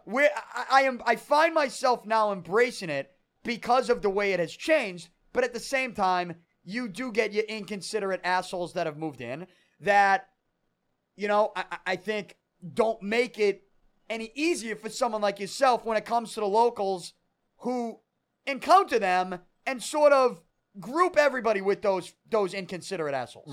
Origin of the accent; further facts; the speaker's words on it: Boston, Massachusetts, United States; grew up on Third Street